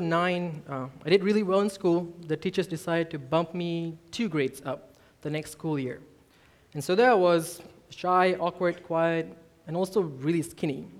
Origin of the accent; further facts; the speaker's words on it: Malaysia; moved away as an adult; also born or lived in Singapore; now in Edmond, United States; I grew up in Malaysia. I'm from Malaysia.